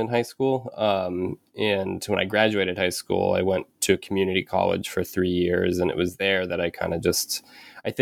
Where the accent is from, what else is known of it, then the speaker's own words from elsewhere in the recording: Penobscot Indian Nation, Maine, United States; also born or lived in Bridgeport, Connecticut / New Hampshire; I was born in Bridgeport, Connecticut, and I moved to Maine when I was about 6 with my mom. And I grew up on the Penobscot Indian Nation.